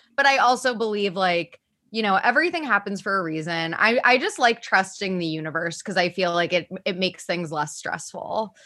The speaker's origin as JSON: {"language": "English", "town": "Cincinnati", "region": "Ohio", "country": "United States", "tie": "born or raised there", "said": "I'm from Cincinnati and I grew up watching the Cincinnati Bengals"}